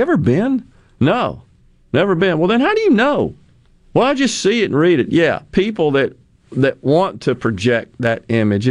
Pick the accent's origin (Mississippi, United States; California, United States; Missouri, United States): Mississippi, United States; my home state.